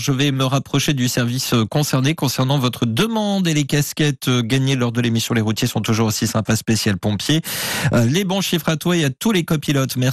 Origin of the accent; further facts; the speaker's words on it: Aubagne, Provence-Alpes-Côte d'Azur, France; moi je suis d'Aubagne.